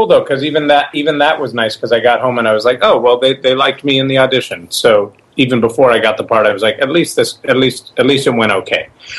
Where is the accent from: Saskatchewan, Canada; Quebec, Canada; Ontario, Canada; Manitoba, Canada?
Quebec, Canada; Montreal; born there; I was born in Montreal, so I spoke the little broken French that I knew.